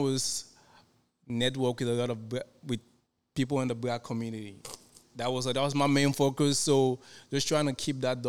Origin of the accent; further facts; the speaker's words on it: Cameroon; moved away; also born or lived in Waco; I grew up in Cameroon.